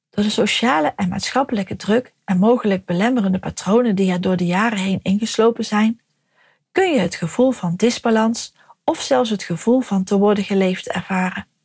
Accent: North Brabant, Netherlands; now in Harlingen, Netherlands; geboren en getogen in Brabant en inmiddels al jaren gelukkig in Harlingen.

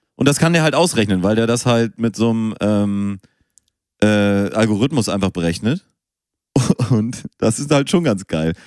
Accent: Münster, North Rhine-Westphalia, Germany; now in Hamburg, Germany; ich bin auch in Münster geboren

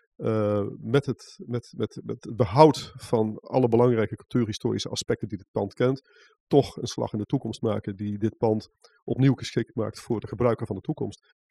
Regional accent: North Brabant, Netherlands; moved away as an adult; also born or lived in Amsterdam; Ik kom uit West-Brabant en ik studeerde in Amsterdam

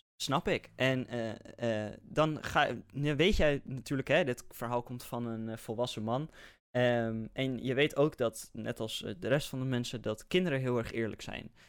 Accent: Netherlands; wij zijn als Nederlanders

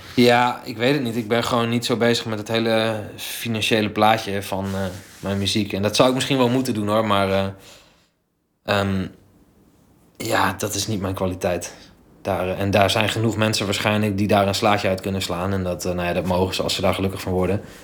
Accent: Delfzijl, Groningen, Netherlands; ik ben opgegroeid in Delfzijl

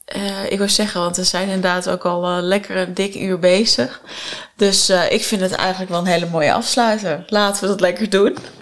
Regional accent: Netherlands; als een Nederlander

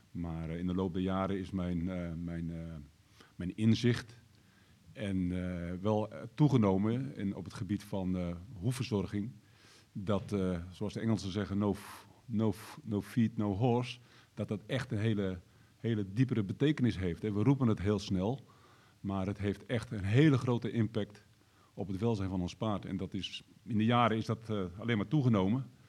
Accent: Ermelo, Gelderland, Netherlands; Ik kom uit Ermelo.

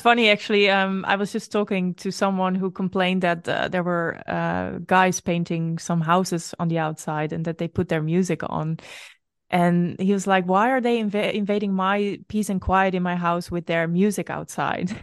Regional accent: Netherlands; moved away as an adult; also born or lived in Brazil; it is still my home country, but it doesn't always feel like my home.

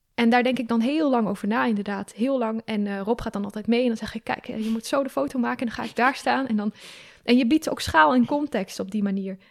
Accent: Groningen, Netherlands; moved away

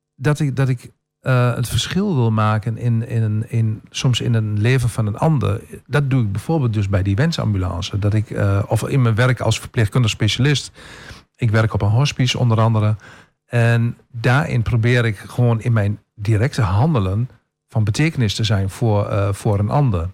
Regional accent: Tubbergen, Overijssel, Netherlands; now in Almelo, Netherlands; ik kom uit Tubbergen, dat is een, een dorp waarin iedereen

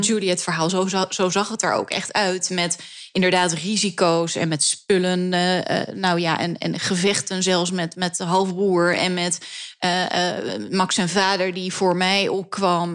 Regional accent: Amsterdam, North Holland, Netherlands; ik groeide op op het Grijder. Dat is de enige Joodse orthodoxe school die we hebben in Nederland, in Amsterdam

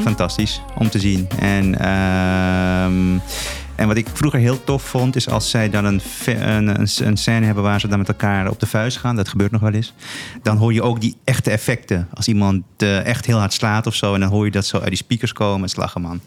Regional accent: Paramaribo, Paramaribo District, Suriname; now in Netherlands; Ik ben, ik ben geboren in Suriname, in de hoofdstad van, van, van, van Suriname. Eh, ik heb daar met veel plezier mijn, eh, mijn jeugd doorgebracht.

